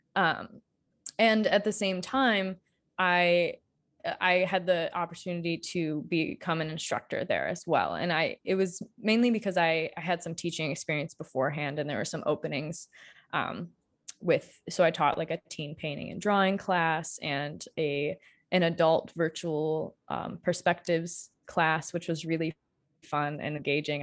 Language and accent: English; Marshall, Michigan, United States; moved away as an adult; also born or lived in Colorado; now in Kalamazoo, United States; I am from small town Michigan originally, I grew up in Marshall